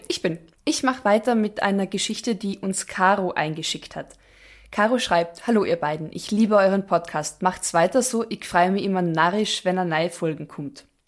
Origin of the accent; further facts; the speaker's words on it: Austria; bei uns in Österreich